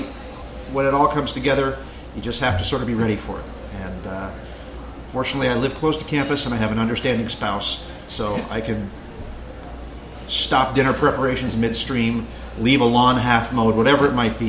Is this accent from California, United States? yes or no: no; Lincoln, Nebraska, United States; my hometown, Lincoln, Nebraska.